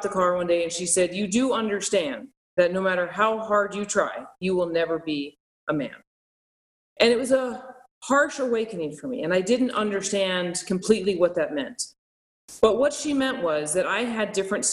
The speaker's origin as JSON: {"language": "English", "town": "Albuquerque", "region": "New Mexico", "country": "United States", "tie": "born or raised there", "moved": "yes", "lives_now": "Las Vegas, United States", "said": "I grew up in Albuquerque, New Mexico, where the majority of us were Hispanic in my neighborhood. We spoke Spanish"}